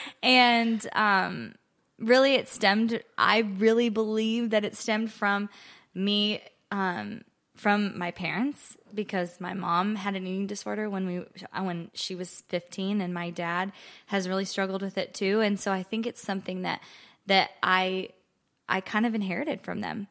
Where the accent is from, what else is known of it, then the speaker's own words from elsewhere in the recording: Ogallala, Nebraska, United States; moved away as an adult; now in Nashville, United States; I am originally from Ogallala, Nebraska